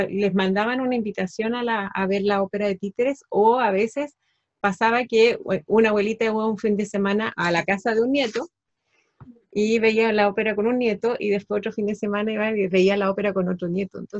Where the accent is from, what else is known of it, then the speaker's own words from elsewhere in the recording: Antofagasta, Chile; una parte de mi, de mi vida la, desarrollé en la ciudad donde me crié, en Antofagasta, y ahí armé una agrupación cultural